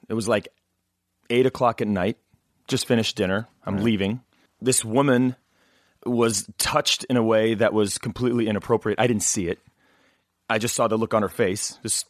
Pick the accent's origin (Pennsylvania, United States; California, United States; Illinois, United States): Illinois, United States; Knoxville; now in Los Angeles, United States; And so people always say, well, where is Knoxville, Illinois? And I say, oh, nowadays people go, well, where are you from? I said, L.A., because I've been here like, you know, 300 years.